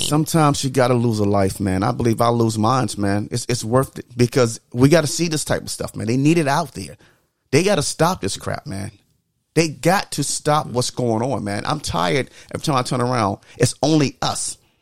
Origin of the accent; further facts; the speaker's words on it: the South, United States; growing up in the South